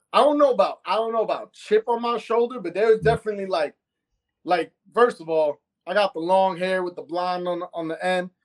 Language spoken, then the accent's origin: English; New York City, New York, United States; I'm from Astoria, Queens